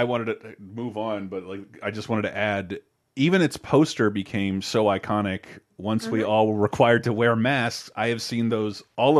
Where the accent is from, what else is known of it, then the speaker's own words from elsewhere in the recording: Tallahassee, Florida, United States; It's like the only movie shot in my hometown of Tallahassee.